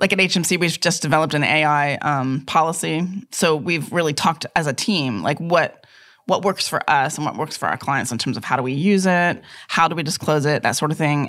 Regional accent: United States; moved away; growing up in America

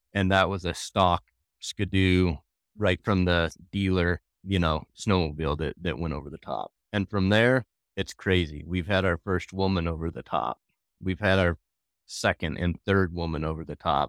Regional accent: Jackson, Wyoming, United States; Born and raised in Jackson

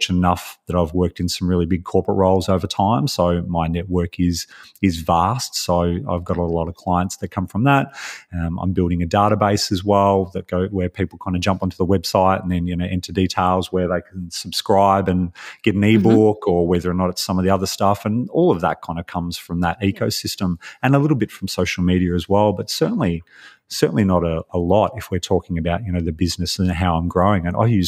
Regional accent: Australia; You know, I'm Australian. I've always lived in Australia. I've moved around a lot.

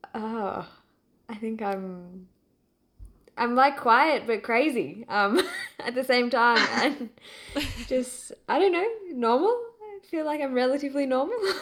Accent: Australia; my being an Aussie

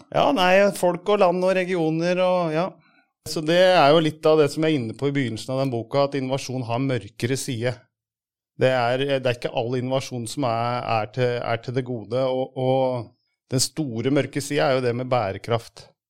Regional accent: Hamar, Innlandet, Norway; jeg kommer fra Hamar

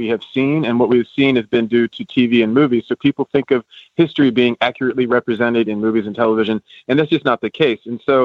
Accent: Northern California, United States; also born or lived in Los Angeles; now in Oakland, United States; I was brought up in Northern California

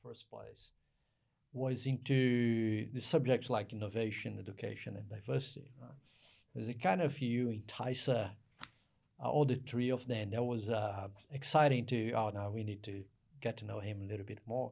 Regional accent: Brazil; now in Australia; I'm from Brazil

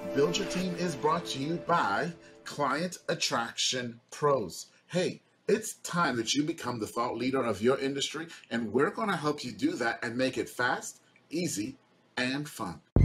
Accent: Trinidad & Tobago; I'm actually from Trinidad, too

